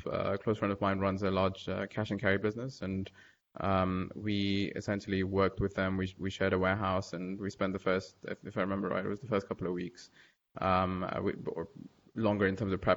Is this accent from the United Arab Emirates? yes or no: yes; Dubai, United Arab Emirates; I pretty much spent most of my life growing up in Dubai